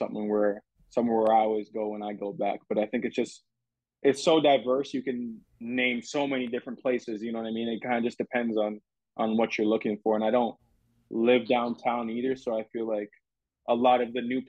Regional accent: Toronto, Ontario, Canada; now in Minnesota, United States; I loved growing up in Toronto

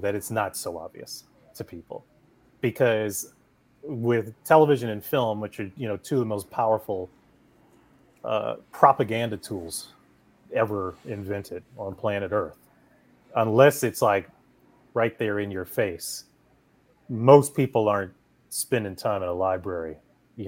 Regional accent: Toledo, Ohio, United States; moved away as an adult; also born or lived in New York; I grew up in Ohio, grew up in Toledo, Ohio

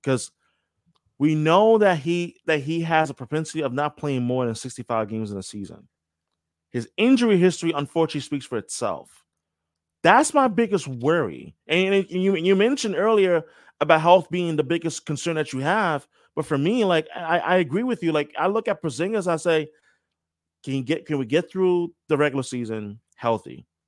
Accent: New York, United States; I'm from New York.

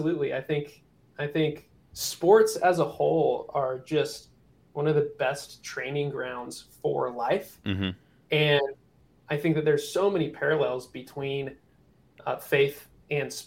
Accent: Salt Lake City, Utah, United States; moved away as an adult; also born or lived in California; I grew up in Salt Lake City

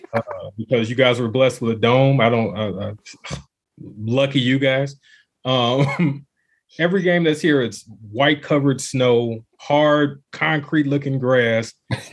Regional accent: Chicago, Illinois, United States; From Chicago, born and raised, never lived anywhere else.

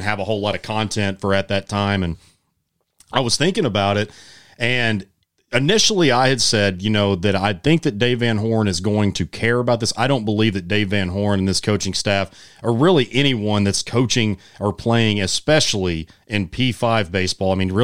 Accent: Sherwood, Arkansas, United States; also born or lived in Greers Ferry Lake, Arkansas; I grew up in Sherwood, but I spent my summers a lot of times at Greer's Ferry

